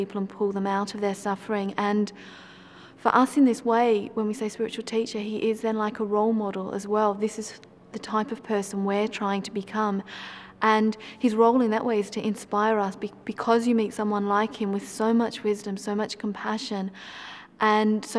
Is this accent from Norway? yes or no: no; Australia; moved away as an adult; also born or lived in Perth; now in Lake District, United Kingdom; I first got involved in Buddhism when I was living in Perth. I'm originally from Australia